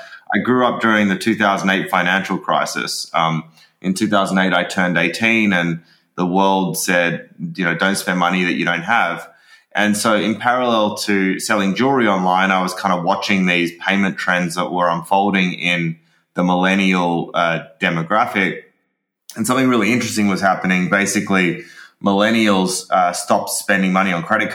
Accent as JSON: {"language": "English", "town": "Sydney", "region": "New South Wales", "country": "Australia", "moved": "as an adult", "lives_now": "Los Angeles, United States", "said": "I come from Sydney in Australia, but I've been in the U.S. for the last few years"}